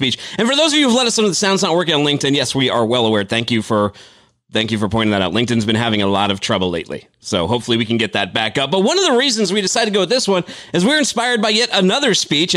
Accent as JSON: {"language": "English", "town": "Boston", "region": "Massachusetts", "country": "United States", "said": "I'm from Boston myself"}